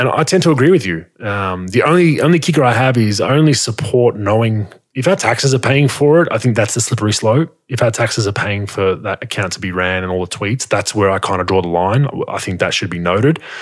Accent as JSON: {"language": "English", "country": "Australia", "tie": "born or raised there", "said": "as an Australian"}